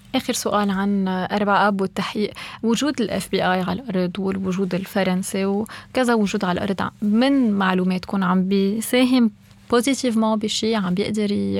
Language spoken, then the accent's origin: Arabic; Lebanon; نحن كلبنانيه